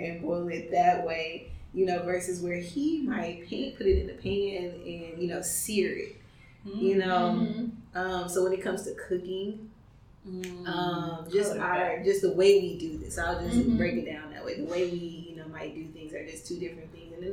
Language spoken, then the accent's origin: English; Pearland, Texas, United States; I grew up in Pearland, grew up in Worthy